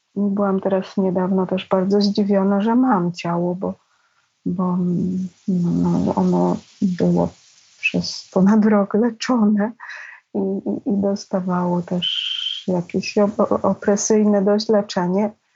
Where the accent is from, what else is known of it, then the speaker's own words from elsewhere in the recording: Pabianice, Łódź Voivodeship, Poland; moved away as an adult; Nie mieliśmy łazienki, to było w Pabianicach, w kamienicy starej